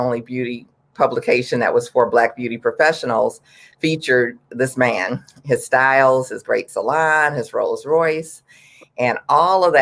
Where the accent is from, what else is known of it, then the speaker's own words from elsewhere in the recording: Detroit, Michigan, United States; moved away as an adult; also born or lived in Texas; now in Washington, D.C., United States; I'm from Detroit, and even though I'm from Detroit, I actually went to beauty school in Texas